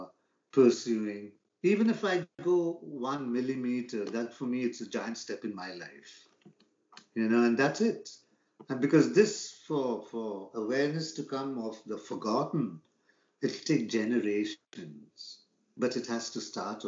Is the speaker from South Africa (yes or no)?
no; Bangalore, Karnataka, India; moved away as an adult; now in San Diego, United States; I come from Bangalore, India.